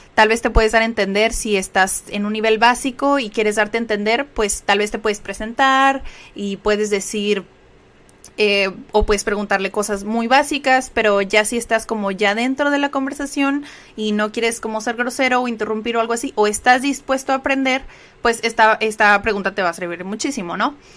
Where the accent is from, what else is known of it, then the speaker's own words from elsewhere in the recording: Mexico; first language Spanish; como decimos aquí en México